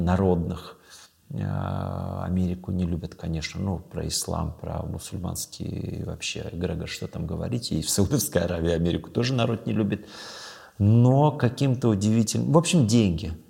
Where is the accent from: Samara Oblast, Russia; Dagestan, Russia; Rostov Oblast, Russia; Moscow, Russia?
Dagestan, Russia; moved away; я родился и вырос в Дагестане